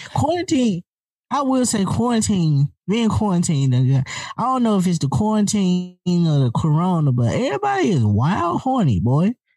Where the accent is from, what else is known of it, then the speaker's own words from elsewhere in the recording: the South, United States; I'm from the South